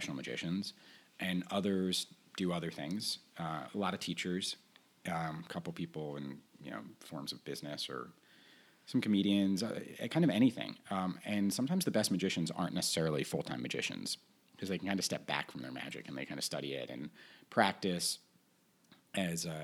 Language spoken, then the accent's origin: English; New York, United States; I grew up here in New York